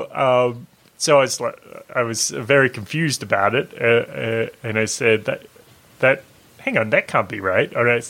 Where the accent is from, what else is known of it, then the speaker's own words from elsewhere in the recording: Lorne, Victoria, Australia; I'm in my hometown. I'm in Lorne